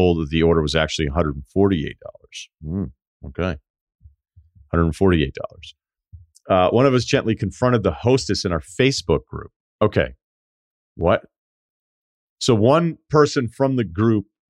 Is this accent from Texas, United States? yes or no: no; Martha's Vineyard, Massachusetts, United States; moved away; Growing up on Martha's Vineyard